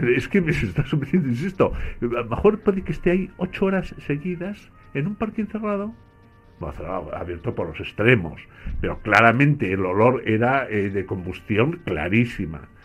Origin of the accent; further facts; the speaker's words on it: Basque Country, Spain; crecí en el País Vasco